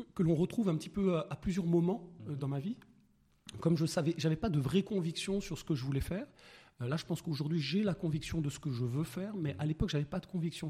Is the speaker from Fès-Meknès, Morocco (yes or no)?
yes; Meknes, Fès-Meknès, Morocco; moved away as an adult; Je suis né à Meknes. Euh, j'ai grandi à Meknes, donc né à Meknes jusqu'au bac.